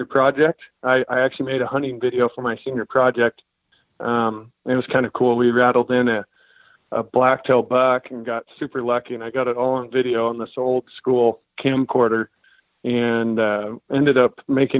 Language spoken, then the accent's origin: English; Klamath Falls, Oregon, United States; I grew up in Klamath Falls, Oregon